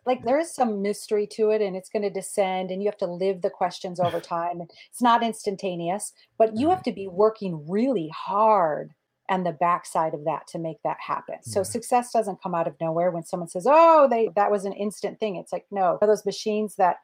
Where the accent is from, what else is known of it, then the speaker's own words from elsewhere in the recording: Midwest, United States; I was born in the Midwest